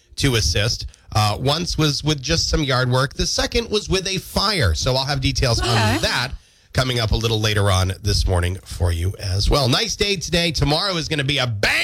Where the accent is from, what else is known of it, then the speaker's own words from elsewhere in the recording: Windsor, Maine, United States; my hometown of Windsor